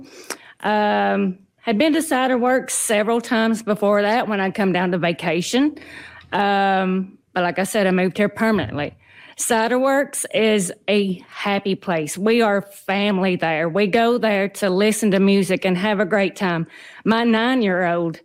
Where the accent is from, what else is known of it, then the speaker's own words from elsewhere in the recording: Tennessee, United States; moved away as an adult; now in Fort Pierce, United States; I'm originally from Tennessee